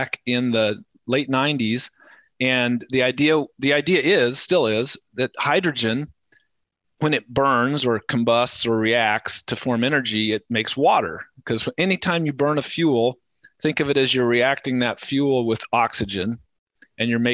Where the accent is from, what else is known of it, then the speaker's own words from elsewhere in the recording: Lawrence, Kansas, United States; came back to my hometown in Lawrence, Kansas